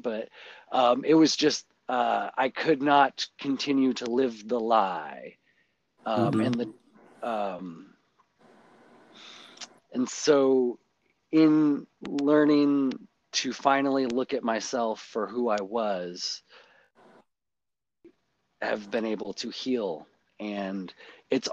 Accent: Port Angeles, Washington, United States; I grew up here in Washington

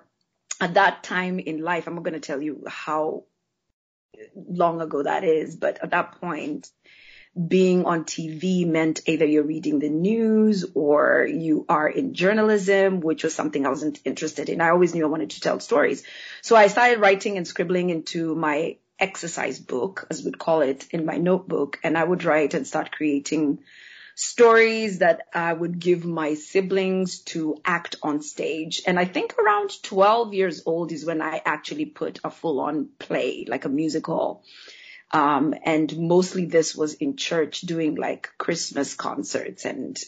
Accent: Nairobi, Kenya; moved away; am actually originally from Kenya. I grew up in Nairobi, Kenya, which is in East Africa

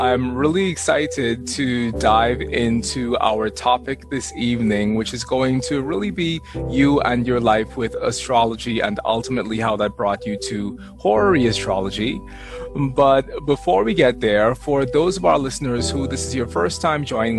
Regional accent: Bahamas; accent: Bahamian Jamaican; people don't believe me when I say that I'm from the Bahamas because they expect for me to have an accent that's quite different from the one that I have.

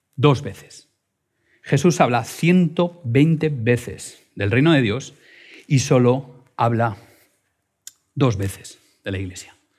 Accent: Madrid, Community of Madrid, Spain; soy madrileño

